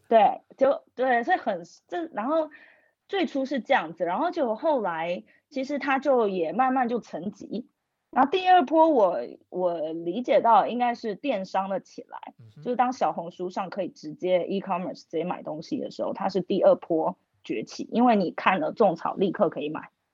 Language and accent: Chinese; Taiwan; moved away as an adult; now in Shanghai, China; 我是台湾人，但是我在上海已经工作五年了